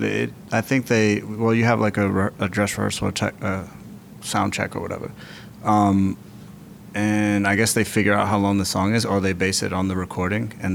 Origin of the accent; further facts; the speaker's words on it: New York City, New York, United States; also born or lived in Panama; I grew up in Brooklyn, Bushwick